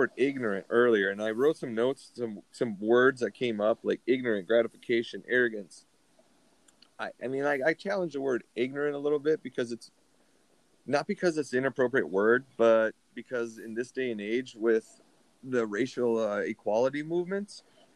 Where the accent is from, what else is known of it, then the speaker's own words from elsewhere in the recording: Minnesota, United States; my home state of Minnesota